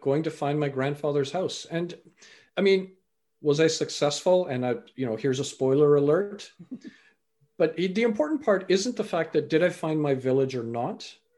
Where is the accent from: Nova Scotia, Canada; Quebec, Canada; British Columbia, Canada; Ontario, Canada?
British Columbia, Canada; also born or lived in England; I was born in England, raised in Canada.